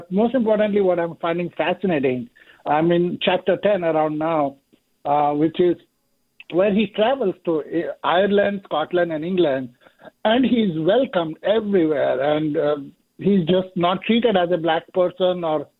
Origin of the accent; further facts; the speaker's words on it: India; moved away as an adult; now in United States; I'm an immigrant from India, lived in the US for 30 years